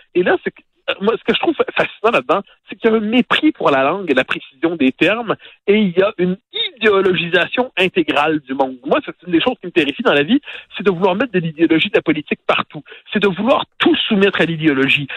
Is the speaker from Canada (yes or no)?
yes; Quebec, Canada; en tant que Québécois francophone